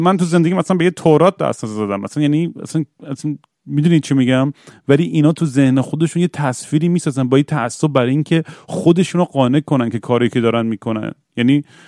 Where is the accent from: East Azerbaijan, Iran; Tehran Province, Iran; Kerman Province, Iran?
East Azerbaijan, Iran; Tabriz; moved away; برگردم تبریز